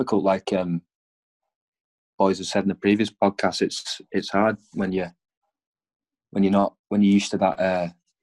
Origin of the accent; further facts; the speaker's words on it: Morecambe, North West England, United Kingdom; moved away as an adult; now in Stirling, United Kingdom; I came down from England to play. I came from Morecambe